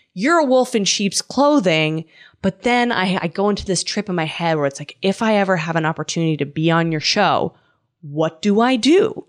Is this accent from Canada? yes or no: yes; Canada; I'm from Canada